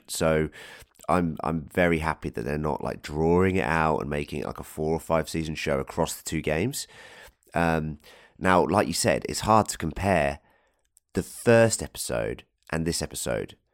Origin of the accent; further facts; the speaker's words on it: England, United Kingdom; Being an Englishman